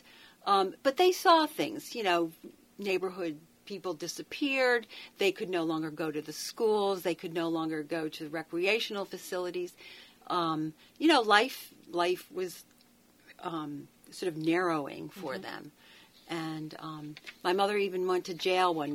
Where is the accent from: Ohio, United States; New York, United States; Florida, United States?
New York, United States; Rochester; moved away; I was born in Rochester, New York.